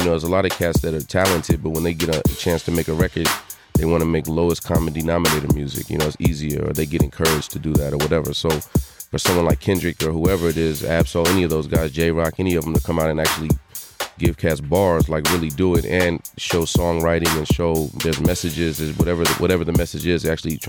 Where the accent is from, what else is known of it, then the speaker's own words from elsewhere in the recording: Los Angeles, California, United States; Mid-City, L.A.